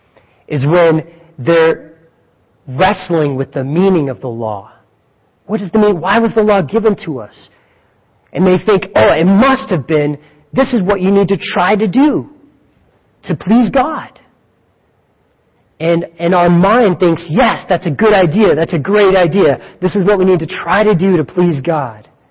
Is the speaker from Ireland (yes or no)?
no; Greeley, Colorado, United States; I'm from Greeley